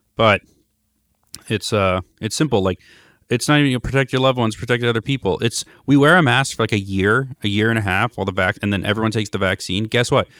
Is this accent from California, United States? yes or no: yes; Los Angeles, California, United States; Growing up in Hancock Park